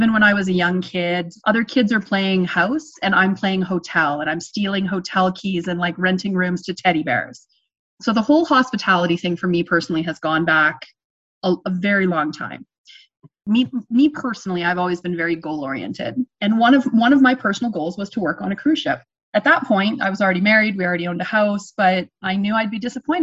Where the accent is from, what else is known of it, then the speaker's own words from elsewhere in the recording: Ontario, Canada; moved away as an adult; now in Canadian Rockies, Canada; I grew up in Ontario